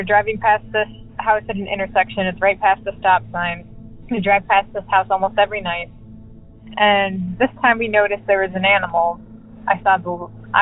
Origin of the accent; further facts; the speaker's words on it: Midwest, United States; I'm from the Midwest